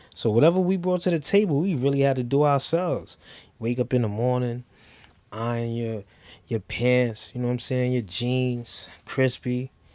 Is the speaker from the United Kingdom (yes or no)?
no; New York City, New York, United States; I am from the Bronx